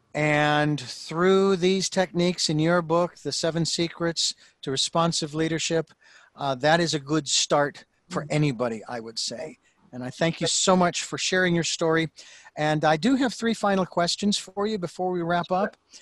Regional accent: Phoenix, Arizona, United States; moved away as an adult; now in Santa Barbara, United States; Phoenix, which is my hometown

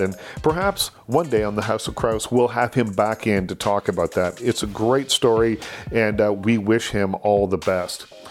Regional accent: Canada; growing up in Canada

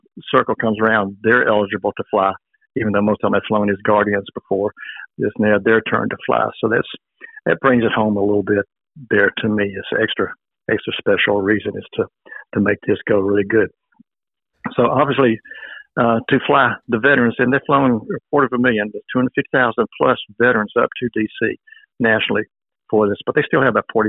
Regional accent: Montgomery, Alabama, United States; now in Enterprise, United States; I grew up in Montgomery, which has Max 1 gunner, so I always had military neighbors around me there

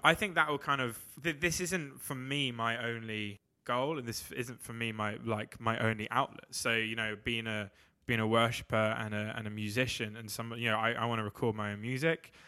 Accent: England, United Kingdom

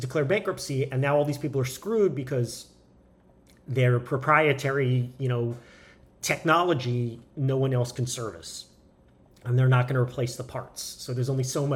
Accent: California, United States; I'm a Californian. I live in California

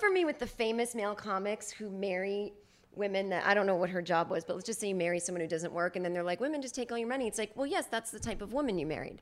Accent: Boston, Massachusetts, United States; I'm from Boston

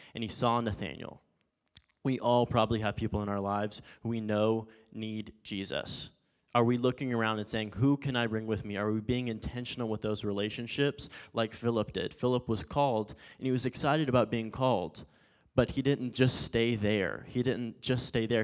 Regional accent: Forney, Texas, United States; also born or lived in Phoenix, Arizona; when I lived out in Forney, obviously Forney's kinda big now, but initially when I was out in Forney, if I traveled around Dallas or when I went to Phoenix to go to college or anything, if I told someone where I was at, I said, "I'm from Dallas."

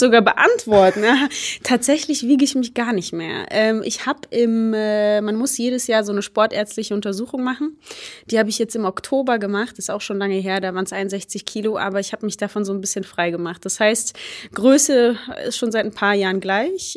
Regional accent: Germany; first language Polish; German is a second language; meine Eltern kommen aus Polen. Äh, ich bin in Deutschland aufgewachsen

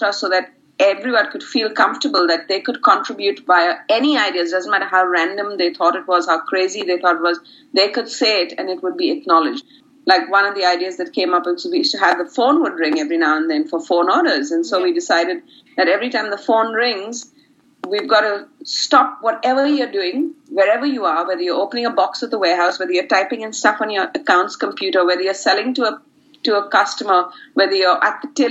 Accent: India; moved away as an adult; now in Brisbane, Australia; So I come from India, from a really very community-based neighborhood

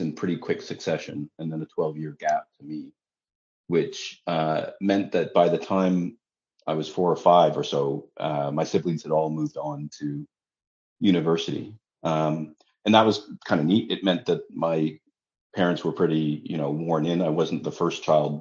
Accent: Ottawa, Ontario, Canada; moved away as an adult; also born or lived in London, United Kingdom; now in Toronto, Canada; I grew up in Ottawa, the nation's capital.

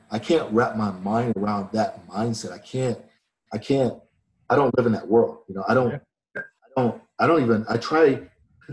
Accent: Atlanta, Georgia, United States; I was born in the South. You know, I was born in Atlanta

